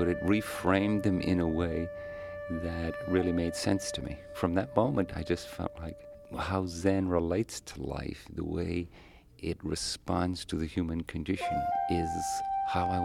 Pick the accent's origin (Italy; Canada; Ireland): Ireland; moved away as an adult; also born or lived in Tokyo, Japan; now in San Francisco, United States; I grew up in Ireland